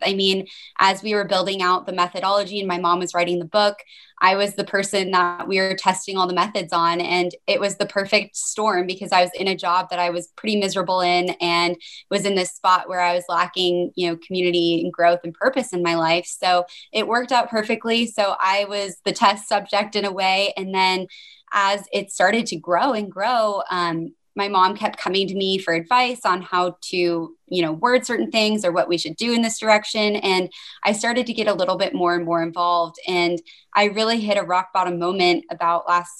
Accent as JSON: {"language": "English", "town": "Denver", "region": "Colorado", "country": "United States", "moved": "yes", "lives_now": "Portland, United States", "said": "I live here in Portland, Oregon, actually, although I'm originally from Denver"}